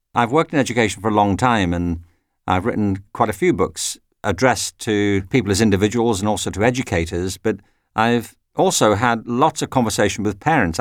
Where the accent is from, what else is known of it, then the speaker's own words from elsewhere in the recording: Widnes, North West England, United Kingdom; moved away as an adult; now in United States; When I was at school myself, I used to go to the local library in Widnes, which is near Liverpool.